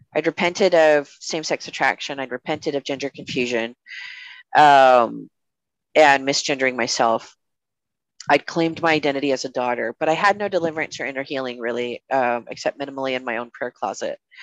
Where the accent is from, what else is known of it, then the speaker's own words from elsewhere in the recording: United States; as an American citizen